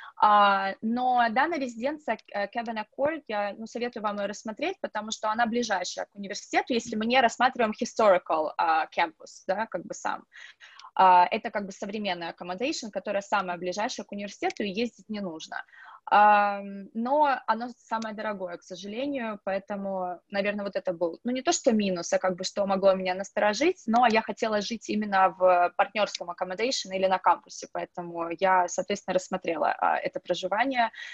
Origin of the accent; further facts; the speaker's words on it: Russia; moved away as an adult; now in Dublin, Ireland; я одна из России